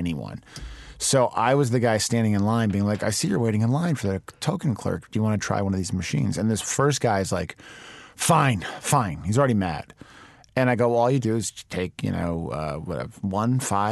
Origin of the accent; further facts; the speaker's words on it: Chicago, Illinois, United States; I grew up in the city, and when you grow up in Chicago, you know every single suburb